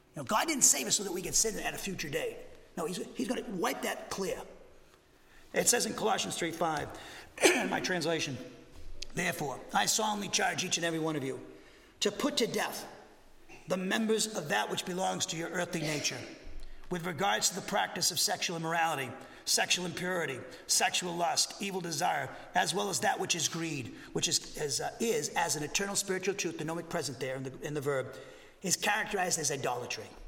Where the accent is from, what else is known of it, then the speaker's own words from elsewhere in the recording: Massachusetts, United States; now in Huntsville, United States; I'm from Massachusetts